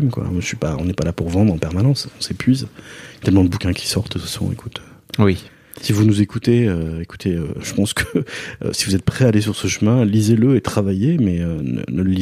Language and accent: French; Basque Country, France; Je viens du Pays Basque, bien sûr. Donc l'artiste, dans les, enfin, je suis né dans les années 70